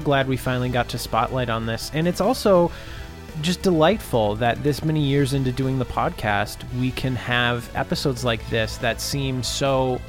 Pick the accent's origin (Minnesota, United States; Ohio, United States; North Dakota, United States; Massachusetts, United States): Minnesota, United States; Minneapolis; Carl and I grew up in the Twin Cities in Minnesota